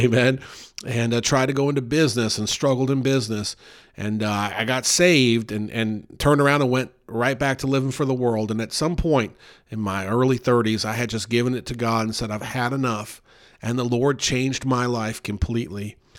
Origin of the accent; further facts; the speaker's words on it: Louisville, Kentucky, United States; born there; I was born in Louisville, Kentucky, January 1st, 1980.